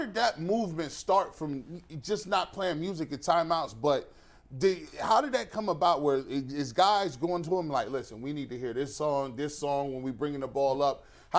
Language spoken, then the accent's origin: English; Canton, Ohio, United States; I'm from Canton